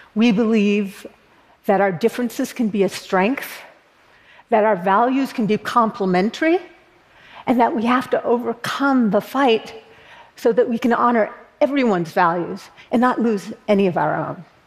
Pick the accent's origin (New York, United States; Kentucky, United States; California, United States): California, United States; Berkeley; I was born in Berkeley, California, a notoriously progressive college town. And I live there now